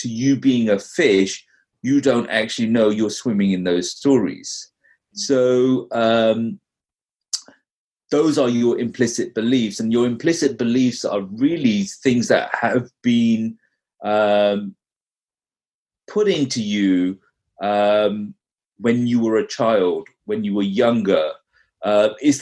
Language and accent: English; London, United Kingdom; now in North Carolina, United States; I grew up in London. I've been, you know, in the US now, in North Carolina for about 15 years